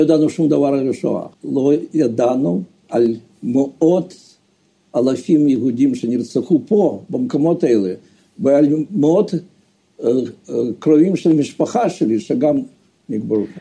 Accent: Donetsk, Donetsk Oblast, Ukraine; moved away as an adult; now in Israel; נולדתי באוקראינה בעיר סטלינו, לא שהיום זה דנצק. גדלתי שם

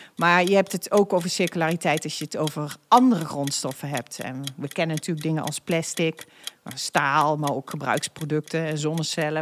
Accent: North Brabant, Netherlands; now in The Hague, Netherlands; Ik ben een echte Brabantse

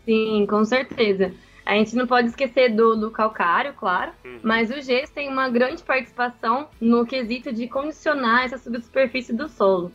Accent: Piumhi, Minas Gerais, Brazil; moved away as an adult; sou de, de Piuí, interior de Minas Gerais

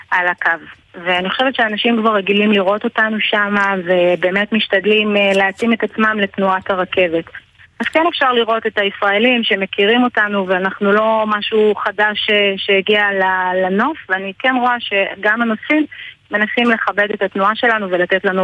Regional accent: Jerusalem, Jerusalem District, Israel; את ההכשרה שלי קיבלתי בירושלים, אני מגיעה משם.

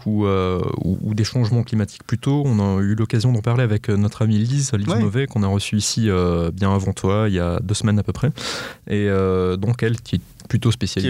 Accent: France; chez nous en France

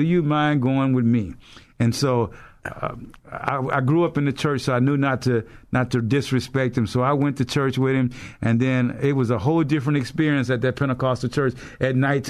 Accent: Leesville, Louisiana, United States; So I was stationed stateside at Leesville, Louisiana, which was really what would be considered my hometown, because as a family, we're from Alexandria, Louisiana. That's where my father and mother's from.

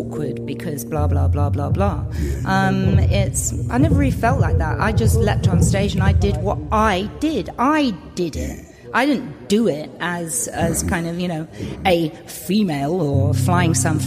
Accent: Romford, London, United Kingdom; moved away as an adult; also born or lived in Coventry; I was originally from Romford and sort of, you know, got myself to Coventry and things like that to study

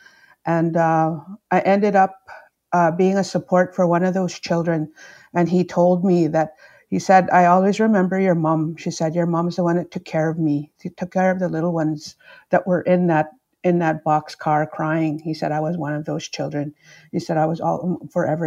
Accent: Opaskwayak Cree Nation, Manitoba, Canada; growing up in Opaskwayak Cree Nation

